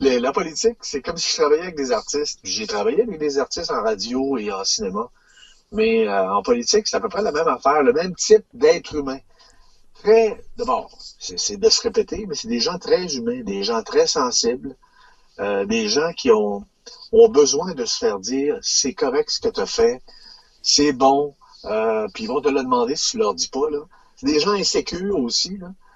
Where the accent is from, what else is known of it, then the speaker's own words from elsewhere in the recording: Sainte-Marie, Quebec, Canada; je viens de la Beauce, Sainte-Marie-de-Beauce